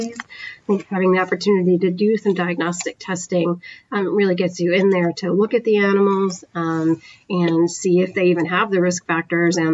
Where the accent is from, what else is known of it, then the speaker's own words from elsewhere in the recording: Northern New York, United States; moved away as an adult; now in Wisconsin, United States; I'm originally from the East Coast, though, not the Upper Midwest, from Northern New York